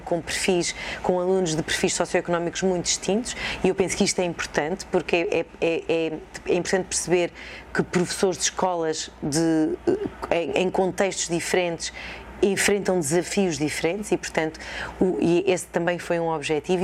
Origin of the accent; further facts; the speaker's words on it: Sátão, Viseu, Portugal; now in Coimbra, Portugal; cresci eh, no Sátão, que é uma vila perto de Viseu